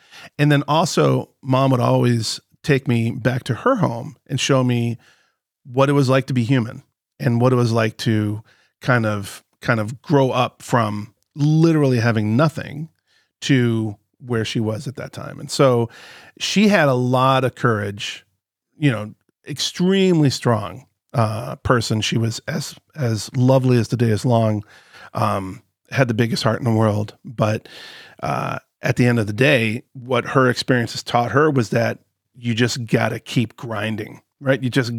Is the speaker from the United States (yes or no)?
yes; Palm Beach, Florida, United States; when I was growing up, I was born and raised in Palm Beach, right?